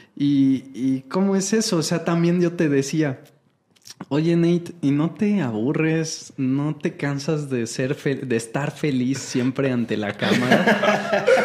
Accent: Mexico; en México yo aprendí todo mi inglés de, maestros mexicanos

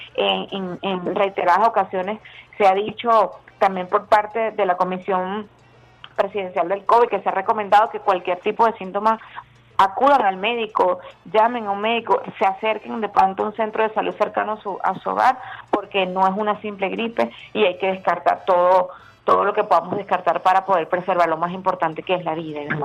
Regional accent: Venezuela; nosotros los venezolanos

